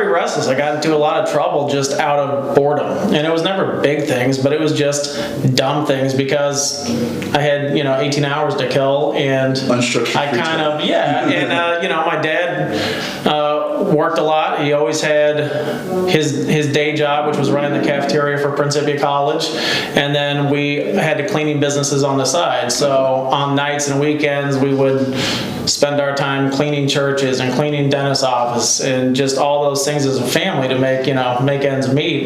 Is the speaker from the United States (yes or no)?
yes; Elsah, Illinois, United States; we grew up in a small town called Elsa, Illinois